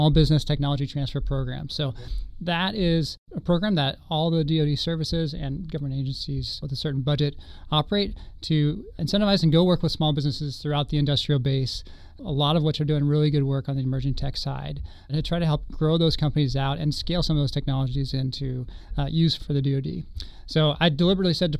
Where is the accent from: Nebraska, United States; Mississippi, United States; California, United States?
Nebraska, United States; Lincoln; moved away; Originally hail from Lincoln, Nebraska